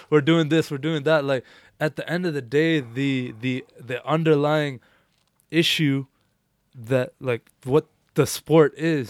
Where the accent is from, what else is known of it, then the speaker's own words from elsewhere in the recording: India; now in Canada; I was born in India